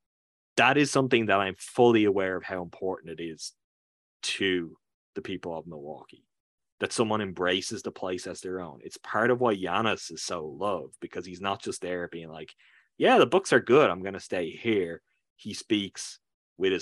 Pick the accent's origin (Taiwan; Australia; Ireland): Ireland; I'm a guy from Ireland who's doing this years. I'm talking from Ireland now.